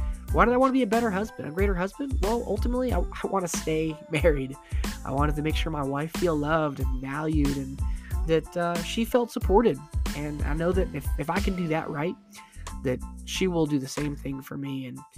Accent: Arizona, United States; also born or lived in Florida / Michigan; I grew up in Florida, but I was born in Florida, but kind of raised in Arizona. Got older, moved back to Florida. Then I moved to Michigan for a couple years. And I moved back to Arizona.

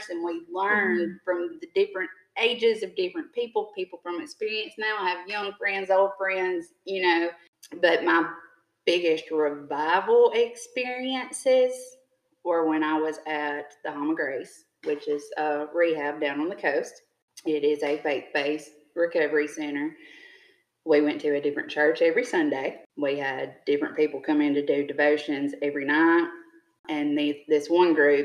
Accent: Jumpertown, Mississippi, United States; I grew up in Jumper Town

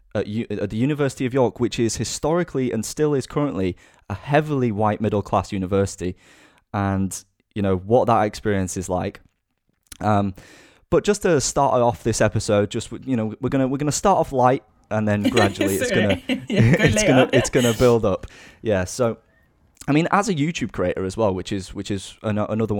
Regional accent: Yorkshire and the Humber, United Kingdom; accent: Northern Yorkshire; my accent stands out because I'm the old, you know, Northern Yorkshire lad

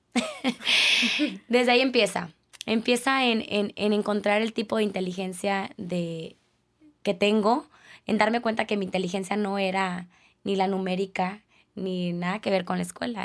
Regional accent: Culiacán, Sinaloa, Mexico; moved away as an adult; now in Tijuana, Mexico; yo soy de Culiacán, no soy de aquí

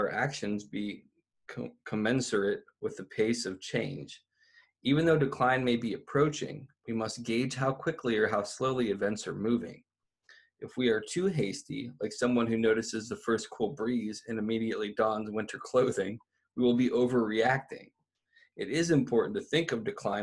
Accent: Ohio, United States; moved away; also born or lived in Northern California; growing up in Ohio, there really is that harsh, abrupt change

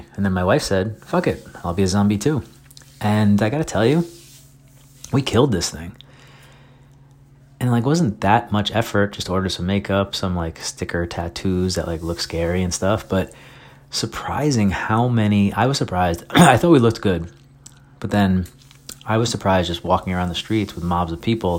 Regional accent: Long Island, New York, United States; born or raised there; moved away as an adult; now in Brooklyn, United States

